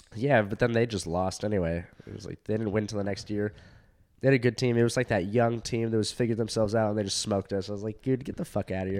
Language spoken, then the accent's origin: English; Orange County, California, United States; I was in Orange County. I'm from Orange County. And so we were in school, Fountain Valley High School